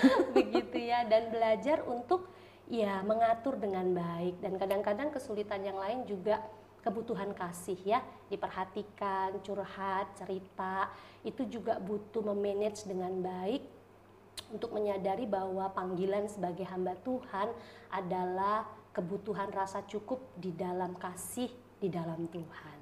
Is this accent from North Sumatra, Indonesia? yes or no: yes; Medan, North Sumatra, Indonesia; moved away as an adult; also born or lived in Malang / Tangerang; now in Solo, Indonesia; Saya lahir dan besar di Medan